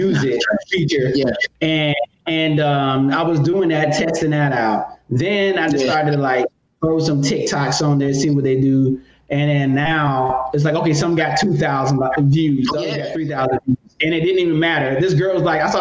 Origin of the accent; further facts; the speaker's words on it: North Carolina, United States; also born or lived in Atlanta; now in Los Angeles, United States; I'm from North Carolina